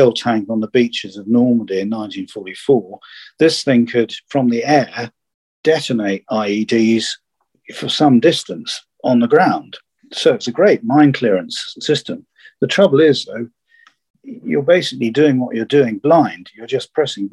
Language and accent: English; United Kingdom; I was the only Brit in an office